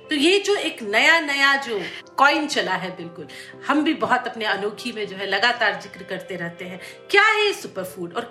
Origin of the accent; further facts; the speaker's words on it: South India, India; मैं साउथ में जहाँ से आती हूँ